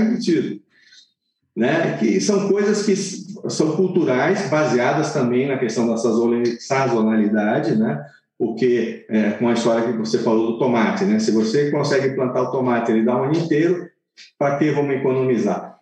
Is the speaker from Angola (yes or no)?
no; Southern Italy, Italy; now in Brazil; eu sou do sul da Itália, eu conheço muito bem o sul da Itália